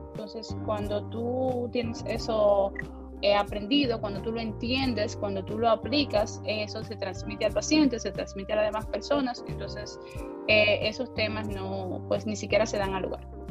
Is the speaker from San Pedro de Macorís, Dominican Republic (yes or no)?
yes; San Pedro de Macorís, Dominican Republic; also born or lived in Santo Domingo; yo soy de San Pedro de Macorís